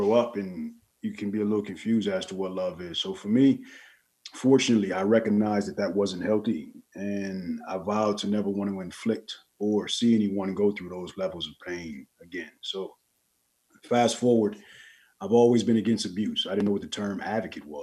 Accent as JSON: {"language": "English", "town": "Los Angeles", "region": "California", "country": "United States", "moved": "as an adult", "lives_now": "Las Vegas, United States", "said": "I'm originally from Los Angeles, California"}